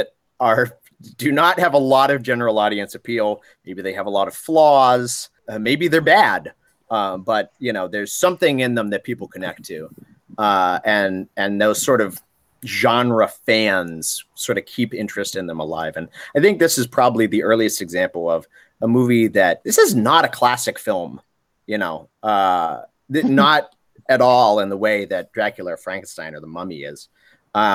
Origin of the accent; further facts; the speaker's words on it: Worcester, Massachusetts, United States; Worcester, Massachusetts, my hometown